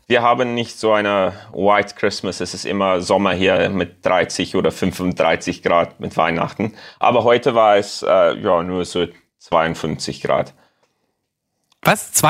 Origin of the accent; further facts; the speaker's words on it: Cape Town, Western Cape, South Africa; German is a second language; komme aus Kapstadt, Südafrika. Und äh, ja, ich lerne gerade Deutsch als Hobby